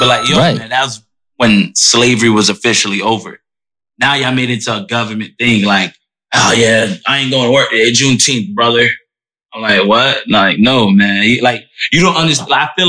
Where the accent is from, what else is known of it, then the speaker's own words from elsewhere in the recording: Orlando, Florida, United States; growing up in Orlando